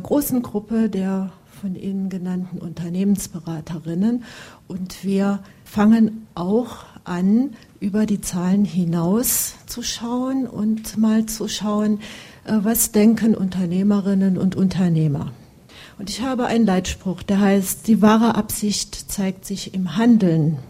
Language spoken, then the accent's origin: German; Dillingen, Saarland, Germany; Ich stamme aus Dillingen-Saar